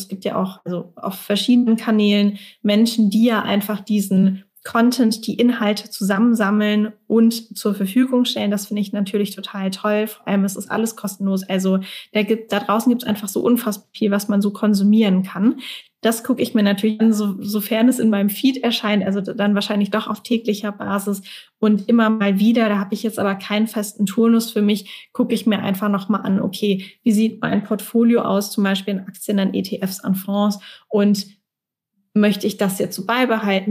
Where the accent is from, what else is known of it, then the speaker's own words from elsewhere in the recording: Mannheim, Baden-Württemberg, Germany; in meiner Heimatstadt in Mannheim